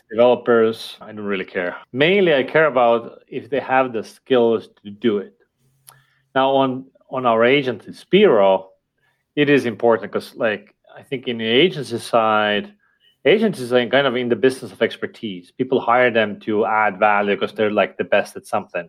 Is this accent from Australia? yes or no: no; Estonia; first language Estonian; English is a second language; my native language, which is Estonian